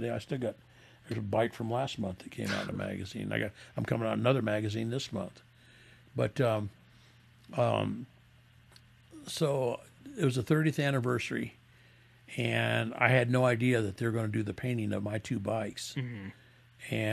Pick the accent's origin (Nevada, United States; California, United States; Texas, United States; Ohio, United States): Nevada, United States; Las Vegas; He's from New York. I'm from the I'm from Vegas, and there's a storyline.